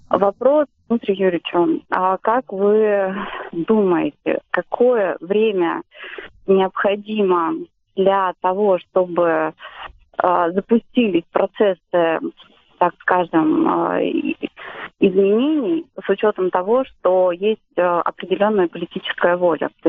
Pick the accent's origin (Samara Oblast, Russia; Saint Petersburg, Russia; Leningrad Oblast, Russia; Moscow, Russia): Moscow, Russia; А, я из Москвы.